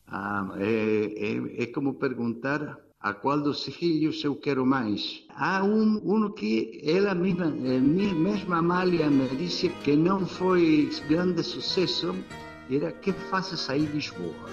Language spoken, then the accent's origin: Portuguese; Argentina; Portuguese is a second language; eu venho da Argentina